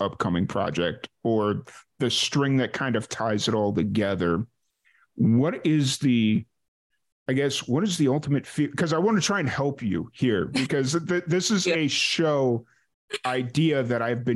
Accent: Chicago, Illinois, United States; growing up in South Chicago

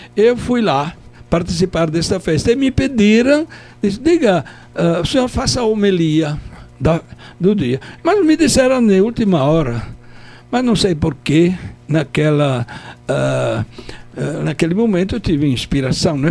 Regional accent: Turin, Piedmont, Italy; accent: Italian; Portuguese is a second language; moved away as an adult; also born or lived in Palmares, Brazil / Pesqueira, Brazil; now in Caruaru, Brazil; eu sou lá da região do Piemonte, Turim, é grande

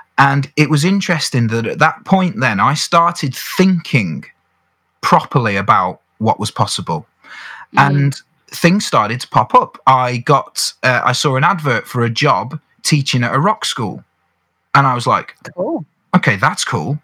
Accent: around Birmingham, West Midlands, United Kingdom; I was brought up in the Midlands. So, to put that in mm. context, we're talking perhaps Birmingham, around that area

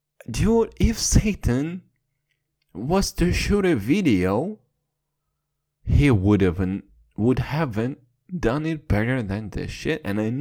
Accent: United Kingdom; And once again, I'm British, fucked up the whole reference.

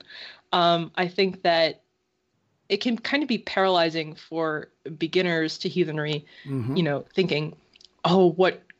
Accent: United States; I was born in America

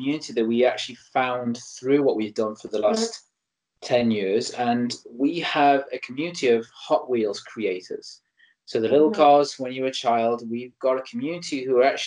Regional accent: Stoke-on-Trent, West Midlands, United Kingdom; my hometown in Stoke-on-Trent in North England

